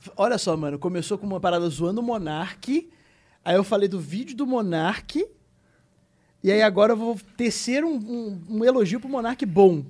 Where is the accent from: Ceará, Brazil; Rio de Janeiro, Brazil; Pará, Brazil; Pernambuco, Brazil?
Rio de Janeiro, Brazil; moved away as an adult; now in São Paulo, Brazil; a gente é do Rio, do Rio de Janeiro